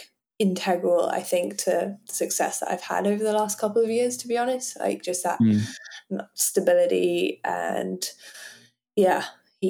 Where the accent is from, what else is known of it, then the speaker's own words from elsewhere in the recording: Geneva, Switzerland; also born or lived in Hong Kong / London, United Kingdom; I grew up in Geneva, like like very near France